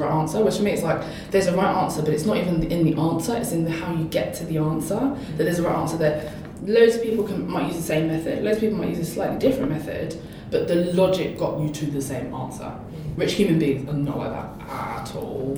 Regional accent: London, United Kingdom; I grew up in East London, near Stratford

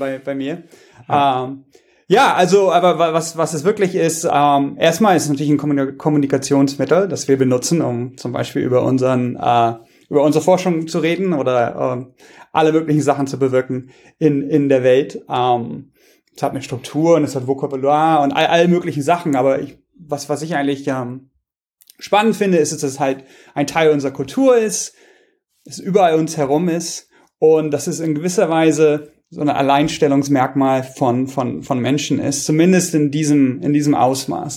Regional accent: Germany; moved away; ich komme auch manchmal zurück nach Deutschland

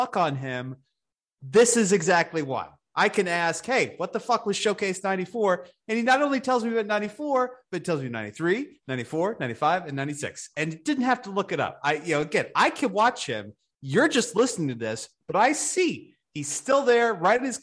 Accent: United States; I'm just an American

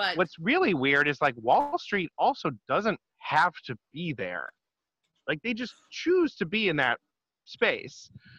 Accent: near Detroit, Michigan, United States; moved away; I grew up near Detroit when I was a little kid

